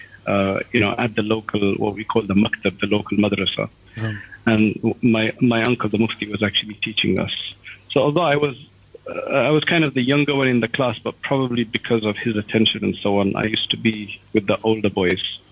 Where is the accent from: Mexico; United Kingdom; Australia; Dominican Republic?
United Kingdom; London; I was born in London, and I was, I guess, brought up, went to the normal schools